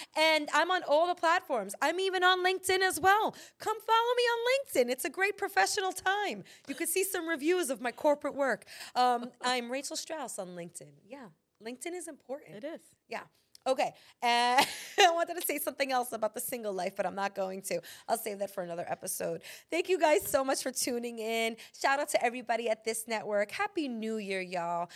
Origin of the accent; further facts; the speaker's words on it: New York City, New York, United States; as a New Yorker